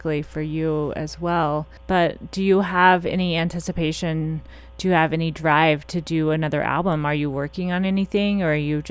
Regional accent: Missouri, United States; moved away; I'm from Missouri, so when I was there, I did some concert production stuff

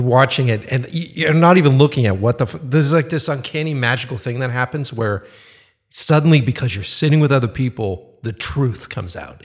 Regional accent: Boston, Massachusetts, United States; moved away; back in Boston, my hometown

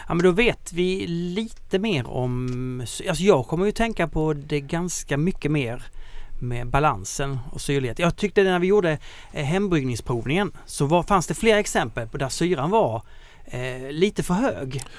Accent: Skåne, Sweden; Jag är ju ändå från Skåne.

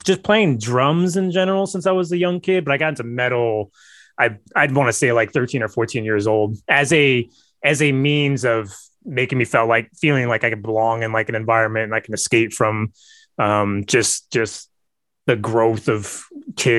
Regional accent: East Bay, California, United States; So I live in the San Francisco Bay Area. I grew up in the East Bay.

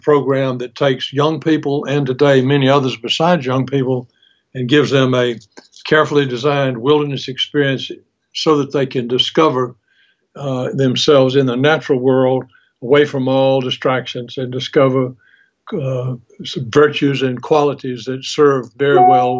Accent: Albany, Georgia, United States; Growing up in Albany, Georgia, down in South Georgia

